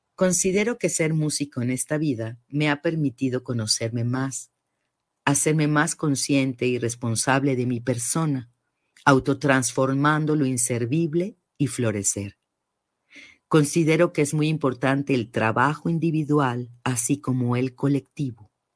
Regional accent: Mexico City, Mexico; nací en la Ciudad de México, pero mis raíces conectan con los estados de Guanajuato, Guanajuato y Morelia, Michoacán

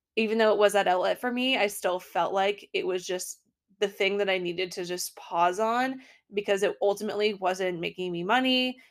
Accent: Portland, Maine, United States; also born or lived in Brookline, Massachusetts; now in Boston, United States; I grew up in Portland, Maine

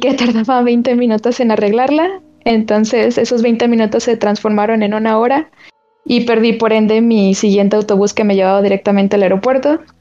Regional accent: León, Guanajuato, Mexico; yo soy de León

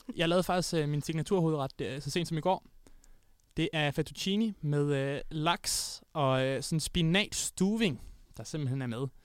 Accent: Odense, Southern Denmark, Denmark; moved away; der var jeg hjemme i Odense

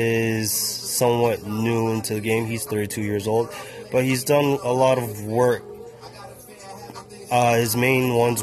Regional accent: Toronto, Ontario, Canada; Since we're from Toronto

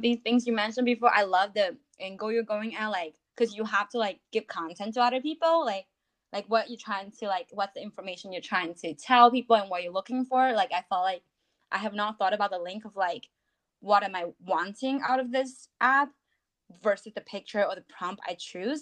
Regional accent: China; moved away as an adult; also born or lived in United States / New York City; now in London, United Kingdom; I was born and raised in China

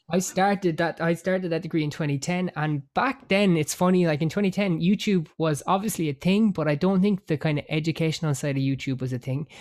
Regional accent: Cork, Munster, Ireland; I am Irish. I am from a place called Cork

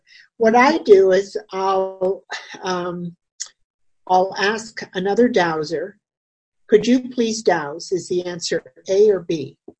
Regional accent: Brantford, Ontario, Canada; my hometown, Brantford

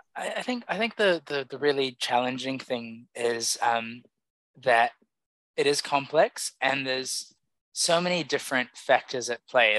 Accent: Samoa; I grew up in Samoa

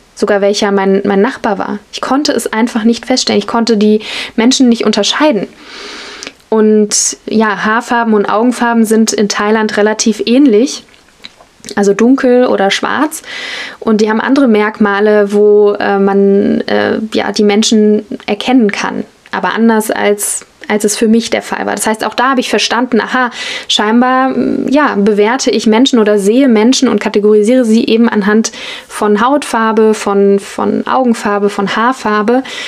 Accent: Germany; als Deutsche oder Westlerin, Europäerin

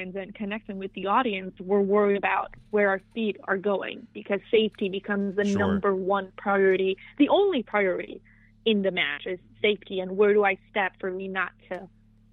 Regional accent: Costa Rica; moved away; I got to wrestle in my home country, which is Costa Rica

